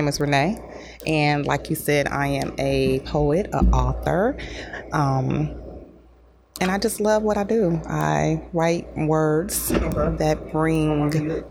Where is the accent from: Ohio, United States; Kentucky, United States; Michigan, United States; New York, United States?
Michigan, United States; Detroit; I grew up in Detroit.